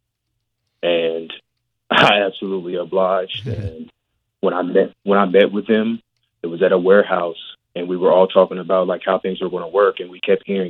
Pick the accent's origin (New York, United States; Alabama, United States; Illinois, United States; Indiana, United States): Indiana, United States; Richmond; I grew up in Richmond, Indiana